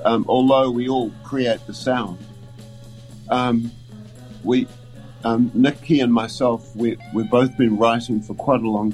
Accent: Dunedin, Otago, New Zealand; moved away; I grew up in Dunedin as a young art student.

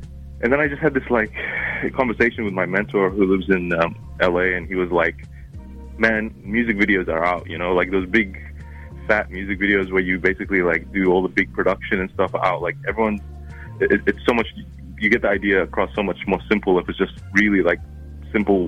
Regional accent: New Zealand; accent: hybrid of Arabic and Kiwi; my accent, which is like a hybrid of Arabic and Kiwi

